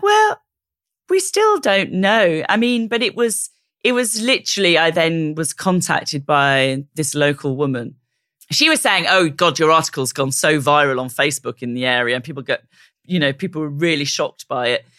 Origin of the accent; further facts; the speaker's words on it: South Wales, United Kingdom; moved away; I'm from South Wales.